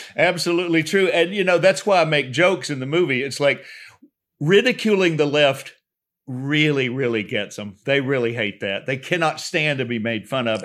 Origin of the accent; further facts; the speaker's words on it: California, United States; I was from California